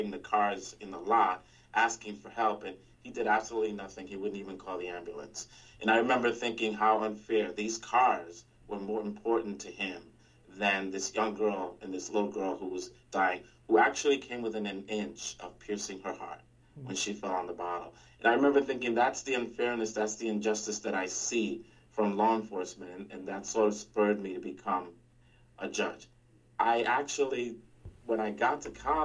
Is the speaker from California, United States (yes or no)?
no; New York City, New York, United States; first language Spanish; Born and raised in the Bronx, in the South Bronx as well